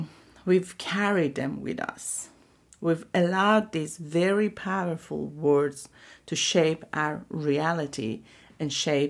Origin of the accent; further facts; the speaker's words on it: Iran; So I'm from Iran.